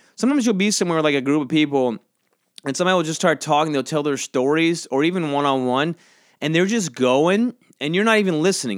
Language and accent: English; Georgia, United States; now in New York City, United States; I grew up in Georgia, and now I live in New York